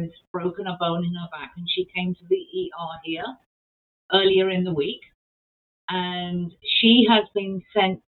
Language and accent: English; England, United Kingdom; moved away as an adult; now in Manitoba, Canada; I was raised in England, came here and lived here for a short while and then moved around the province